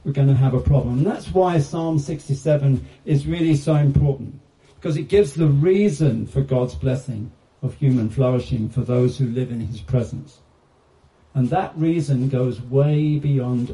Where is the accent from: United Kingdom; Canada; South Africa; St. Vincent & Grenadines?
United Kingdom; I'm British